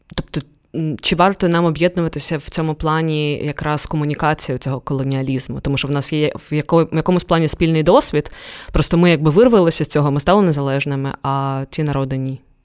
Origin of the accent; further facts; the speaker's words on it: Ukraine; в мене обидва батьки з Дагестану, і я виросла, народилася в Україні